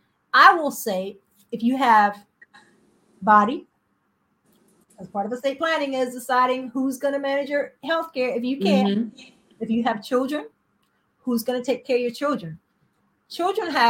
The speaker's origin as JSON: {"language": "English", "region": "South Carolina", "country": "United States", "said": "I'm from South Carolina."}